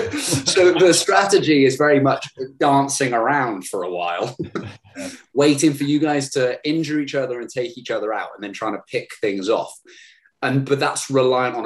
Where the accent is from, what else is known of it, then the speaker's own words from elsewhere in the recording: Hereford, West Midlands, United Kingdom; back in my hometown in Hereford